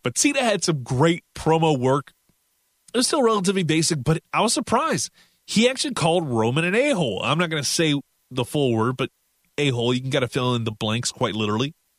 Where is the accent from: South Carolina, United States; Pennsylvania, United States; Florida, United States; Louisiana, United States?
Louisiana, United States; I'm from the South in Louisiana